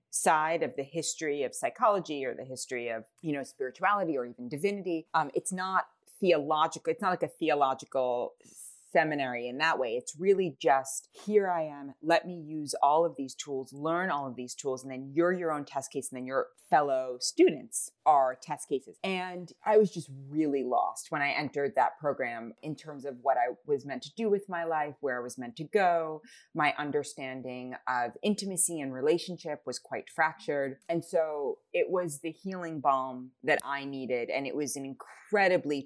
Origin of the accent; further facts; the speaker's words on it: New York City, New York, United States; I grew up in New York City